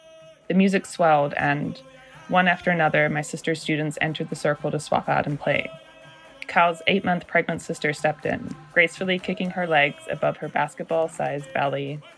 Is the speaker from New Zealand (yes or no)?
yes; New Zealand; also born or lived in Germany / United States; And my sister and I grew up in New Zealand and Germany. We're both born in the United States.